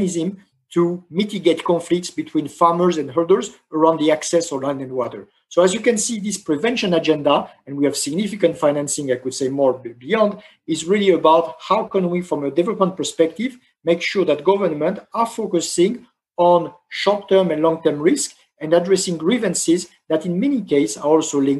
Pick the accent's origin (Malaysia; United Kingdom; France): France; my home country, France